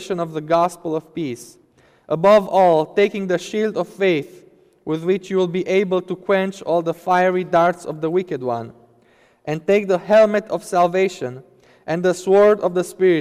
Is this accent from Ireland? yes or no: no; Romania; moved away; my home country, Romania